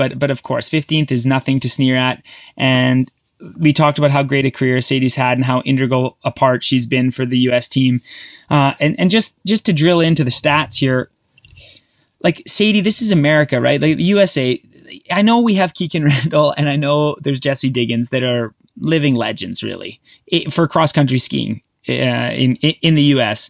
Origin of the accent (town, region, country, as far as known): Canada